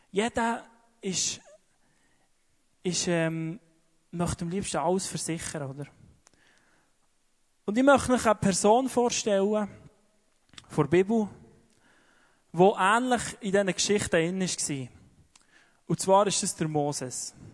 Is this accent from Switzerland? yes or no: yes; Switzerland; Wie ich ja gesagt glaube, speziell wir als Schweizer.